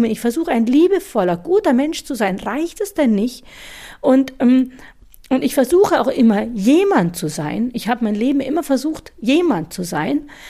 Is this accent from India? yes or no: yes; India; now in Germany; ja, ich komme aus Indien, aber äh, egal, ich bin hier, ich bin Deutsche und ich will Deutsche sein.